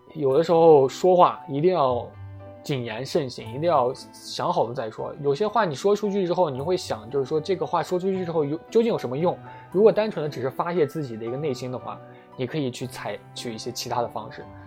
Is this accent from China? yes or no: yes; China; 作为一个中国人 我们大家都是中国人嘛